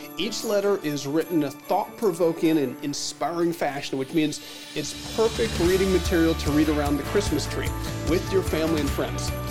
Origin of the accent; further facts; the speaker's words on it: central Michigan, United States; moved away; being from central Michigan